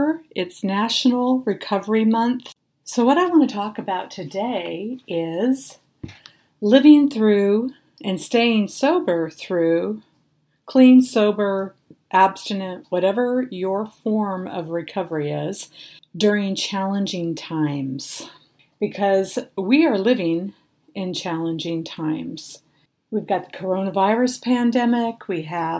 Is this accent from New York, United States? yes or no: no; Sierra Nevada, California, United States; I was born and raised up in the Sierra Nevadas